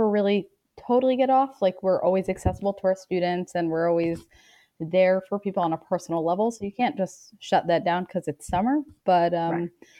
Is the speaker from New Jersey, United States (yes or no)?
yes; Elizabeth, New Jersey, United States; moved away as an adult; also born or lived in Jerusalem, Israel; now in Boston, United States; I grew up in Elizabeth, New Jersey